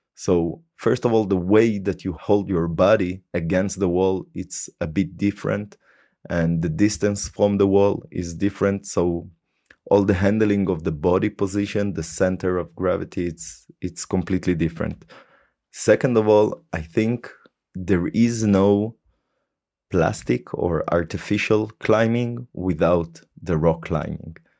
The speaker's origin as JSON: {"language": "English", "town": "Haifa", "region": "Haifa District", "country": "Israel", "tie": "born or raised there", "moved": "as an adult", "lives_now": "Germany", "said": "my hometown to haifa"}